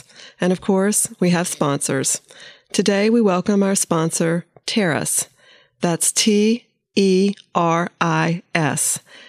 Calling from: Winston-Salem, North Carolina, United States; I'm calling from Winston-Salem, North Carolina

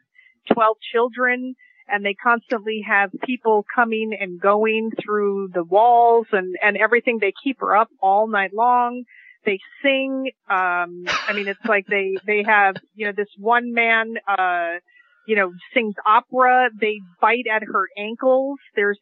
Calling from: Seattle, Washington, United States; I'm calling in from Seattle, Washington

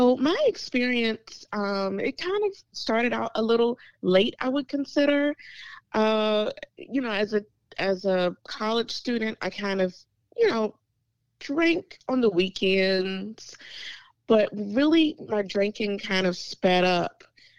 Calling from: Chesterfield, Virginia, United States; I am calling from Chesterfield, Virginia, a little bit outside of Richmond, Virginia.

